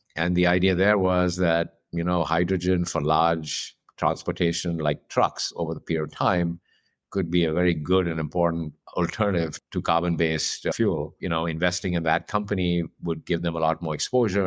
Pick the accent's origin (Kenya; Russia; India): India; moved away; I grew up in India, I'm from there